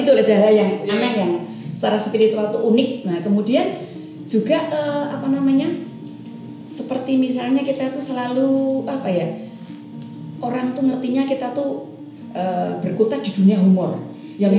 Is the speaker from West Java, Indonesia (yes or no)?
no; Yogyakarta, Special Region of Yogyakarta, Indonesia; saya umur lima tahun saya sudah belajar menari tapi belajar tarian tari Surakarta hmm. yang sekarang uh, menjadi uh, Resto titik nol dan Museum Sono Budoyo itu namanya dulu ya yeah. saya belajar menari di situ